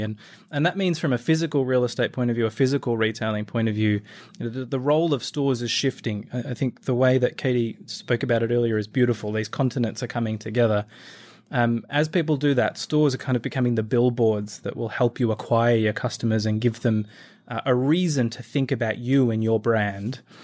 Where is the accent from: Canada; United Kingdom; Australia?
Australia; accent: Australian; moved away as an adult; now in United States; you'll tell from the accent, I am an Aussie, now living in the U S.